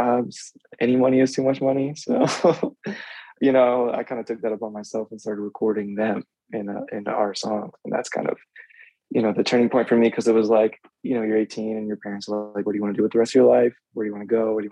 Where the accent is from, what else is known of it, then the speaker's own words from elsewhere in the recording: outside of Philadelphia, Pennsylvania, United States; moved away as an adult; now in Philadelphia, United States; I grew up outside of Philly